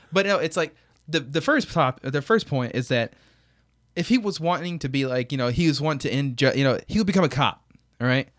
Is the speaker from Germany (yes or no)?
no; United States; I'm an American